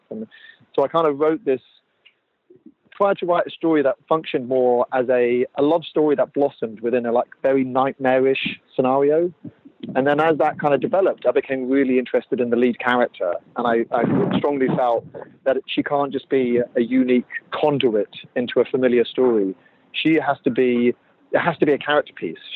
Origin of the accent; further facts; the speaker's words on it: Jersey; I'm from Jersey, so I grew up on the island and I know it very well.